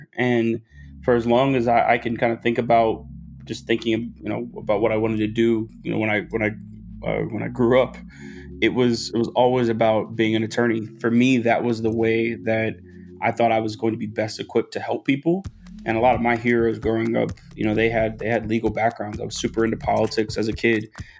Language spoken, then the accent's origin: English; Atlanta, Georgia, United States; also born or lived in Los Angeles; I was born in Los Angeles, and we moved every couple of years until we landed in Atlanta. So I very much so consider Atlanta home. It's where I went to high school. And we lived about 30 minutes north of the city.